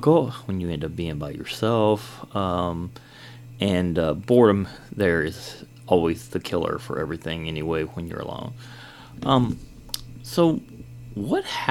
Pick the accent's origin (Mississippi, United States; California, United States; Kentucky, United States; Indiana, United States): Kentucky, United States; also born or lived in Georgia; I am from Kentucky here.